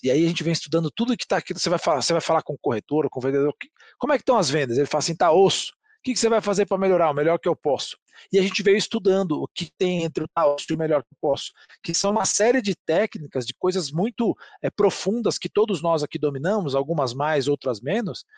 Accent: Brazil; somos brasileiros e vendedores

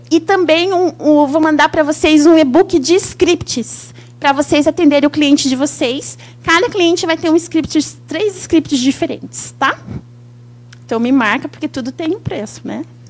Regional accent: São Paulo, Brazil; also born or lived in Santos / Jacareí; now in Curitiba, Brazil; Eu sou paulista, mas eu moro em Curitiba. E é uma honra estar aqui no meu estado, porque eu nasci aqui, eu nasci em Santos, morei em Jacareí

